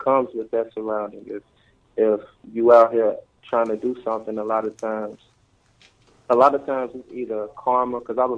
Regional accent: Chicago, Illinois, United States; I'm from Inglewood, Chicago

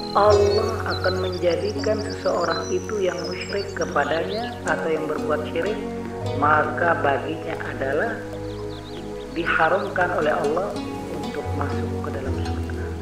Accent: Taliwang, West Nusa Tenggara, Indonesia; Lahir di Desa Selutu, Kecamatan Teliwang, Kabupaten Sumbawa Barat, Provinsi Nusa Tenggara Barat

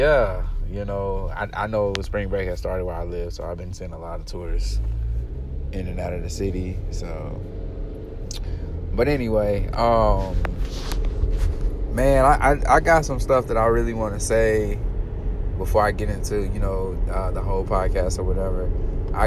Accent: Arkansas, United States; my hometown team, Arkansas

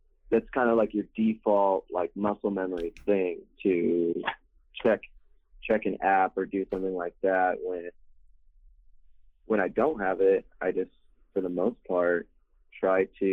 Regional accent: San Clemente, California, United States; moved away as an adult; also born or lived in Corona, California; now in Riverside, United States; I'm originally from Orange County

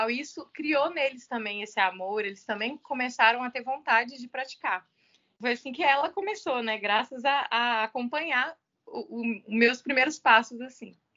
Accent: Belo Horizonte, Minas Gerais, Brazil; now in Uberlândia, Brazil; Sou mineira de Belo Horizonte e tenho 35 anos.

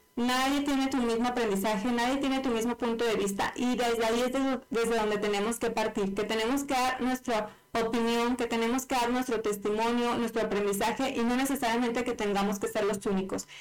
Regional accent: Mexico; yo que soy mexicana

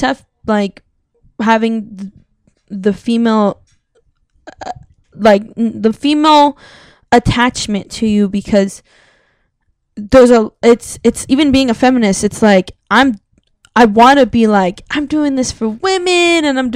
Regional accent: South Gate, California, United States; I lived in LA, I grew up in Southgate

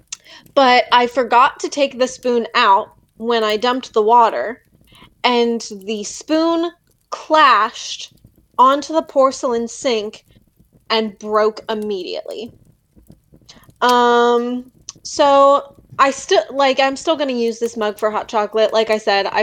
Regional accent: Pennsylvania, United States; I am from the East Coast, Pennsylvania

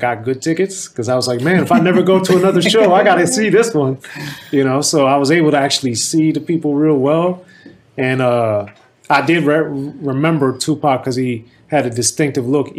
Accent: Maryland, United States; growing up in Maryland

